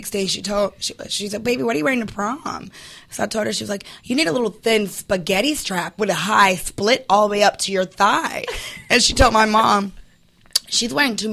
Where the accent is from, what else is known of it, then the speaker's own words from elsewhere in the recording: Chicago, Illinois, United States; I'm from Chicago